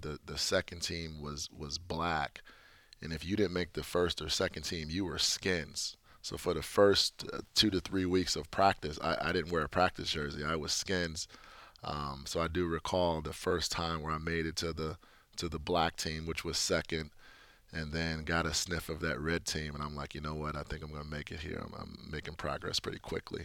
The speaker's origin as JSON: {"language": "English", "town": "Chicago", "region": "Illinois", "country": "United States", "tie": "born or raised there", "said": "growing up in Chicago"}